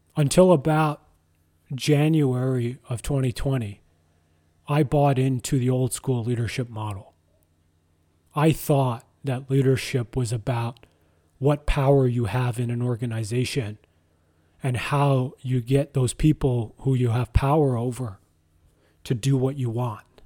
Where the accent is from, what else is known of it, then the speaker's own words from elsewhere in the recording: Ottawa, Ontario, Canada; I was born in Ottawa, Ontario, Canada